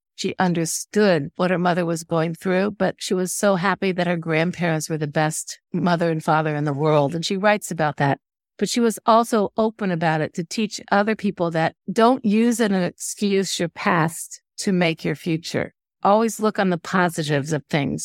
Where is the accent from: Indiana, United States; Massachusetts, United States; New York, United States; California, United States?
Indiana, United States; moved away as an adult; now in Washington, United States; my hometown in Indiana